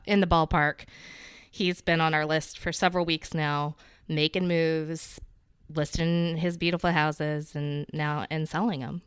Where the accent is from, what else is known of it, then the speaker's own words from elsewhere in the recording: the South, United States; as a Southerner